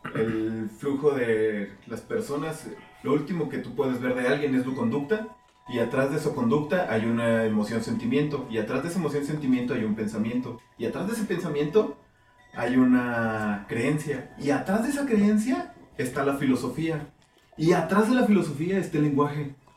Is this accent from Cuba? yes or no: no; Mexico; como mexicano